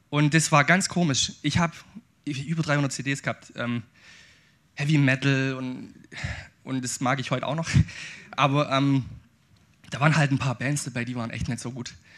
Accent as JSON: {"language": "German", "town": "Aidlingen", "region": "Baden-Württemberg", "country": "Germany", "tie": "born or raised there", "said": "ich bin schwäbischer Ureinwohner. Ich komme aus Eidlingen"}